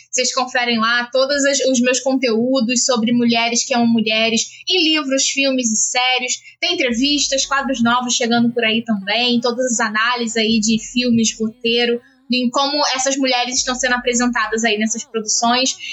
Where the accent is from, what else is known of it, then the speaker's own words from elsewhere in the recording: Rio de Janeiro, Brazil; a gente é da Zona Norte